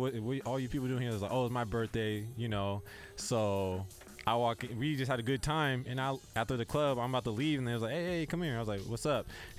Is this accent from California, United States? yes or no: yes; San Diego, California, United States; I'm from really from San Diego, you know. Born and raised.